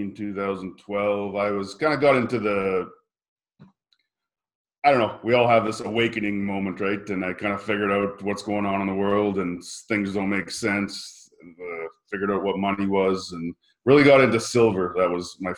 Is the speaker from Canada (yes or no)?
yes; Regina, Saskatchewan, Canada; I'm originally from Regina, Saskatchewan, Canada. So grew up on a farm there